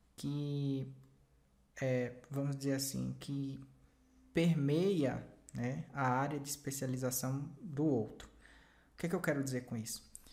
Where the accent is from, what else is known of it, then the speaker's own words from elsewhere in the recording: Bahia, Brazil; no Nordeste, né, que é a região é, que eu pertenço, né, eu sou baiano